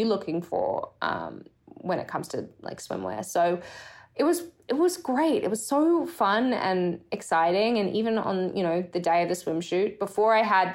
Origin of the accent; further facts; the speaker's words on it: Brisbane, Queensland, Australia; moved away as an adult; now in United States; growing up in Australia, you know, I'm from Brisbane, Australia